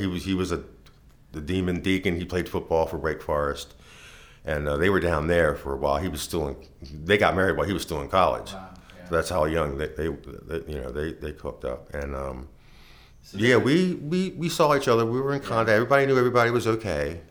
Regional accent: Baltimore, Maryland, United States; I was born and raised in Baltimore City

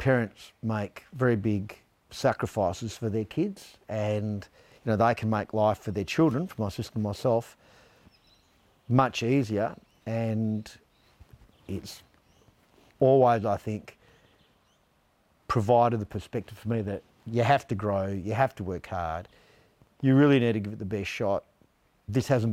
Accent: Australia; I am first generation Italian. I was born here. I regard myself as Australian

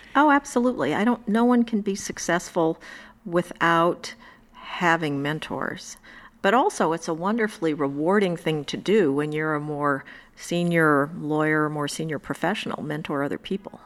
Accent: Indiana, United States; now in New York, United States; I grew up in Indiana

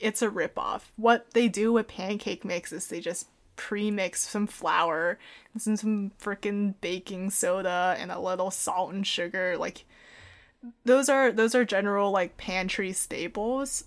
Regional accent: Portland, United States; he moved her up to Portland, where I was born

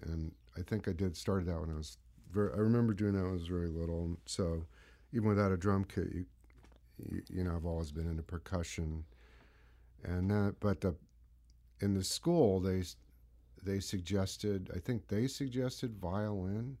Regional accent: San Mateo, California, United States; also born or lived in Marin County; I grew up in, uh, Northern California in San Mateo

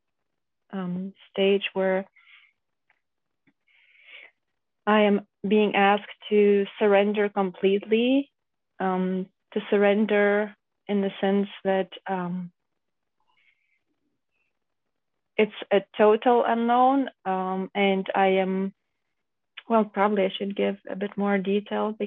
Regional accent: Lithuania; now in Germany; me and my husband, we come from Lithuania.

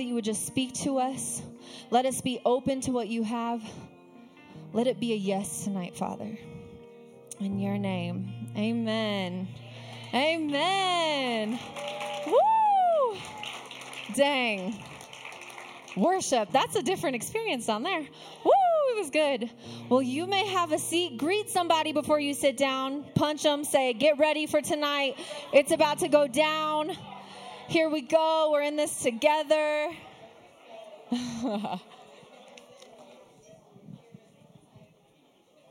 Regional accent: Arizona, United States; also born or lived in Texas / Flagstaff; I am a desert girl through and through. I was born and raised in Arizona, lived in the desert my whole life

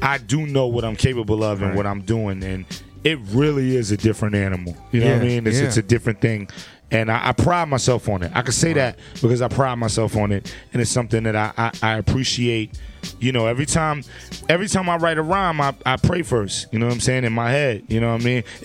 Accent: New York City, New York, United States; I'm from Brooklyn

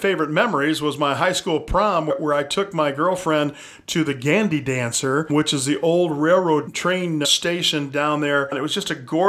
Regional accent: Chelsea, Michigan, United States; now in Lansing, United States; I grew up in Chelsea just down the road a little bit

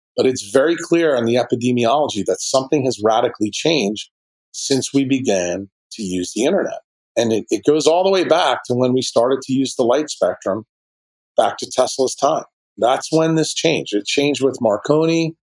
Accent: New York City, New York, United States; in my hometown in New York City

